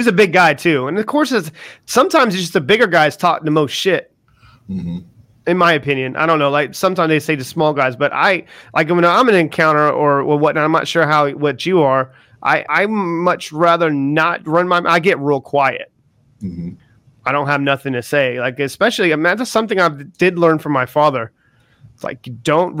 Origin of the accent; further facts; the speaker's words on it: the South, United States; moved away as an adult; now in United Kingdom; I'm from the South too